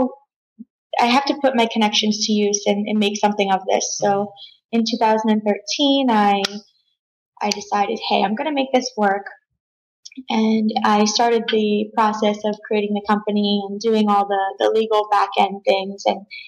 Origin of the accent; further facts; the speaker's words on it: South Florida, United States; I grew up here in South Florida